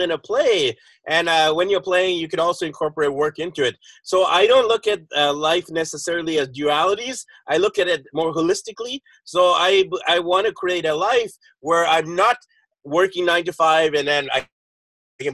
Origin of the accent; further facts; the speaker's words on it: Vancouver, British Columbia, Canada; moved away as an adult; now in Philippines; we're both from the Vancouver area, but right now I'm actually nowhere near Vancouver.